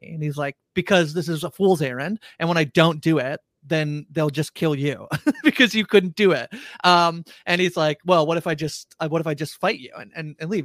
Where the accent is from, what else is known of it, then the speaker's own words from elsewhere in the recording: Canada; we're Canadian